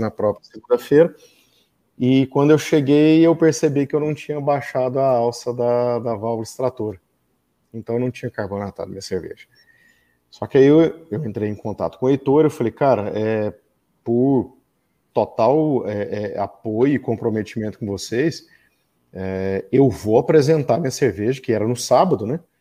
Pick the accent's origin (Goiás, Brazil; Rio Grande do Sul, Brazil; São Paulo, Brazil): Goiás, Brazil; interior of; also born or lived in Goiânia; eu sou goiano, uh, nasci em Goiânia, mas uh, na verdade minha mãe é, foi ter o parto lá, mas eu sou do interior